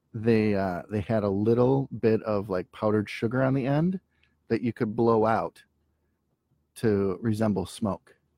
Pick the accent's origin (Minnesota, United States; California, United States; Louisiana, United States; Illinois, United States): Minnesota, United States; Minneapolis; I'm from Minneapolis.